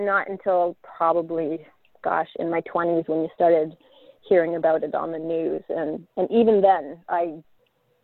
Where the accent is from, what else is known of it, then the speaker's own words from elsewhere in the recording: Brantford, Ontario, Canada; I'm from Ontario, a little town called Brantford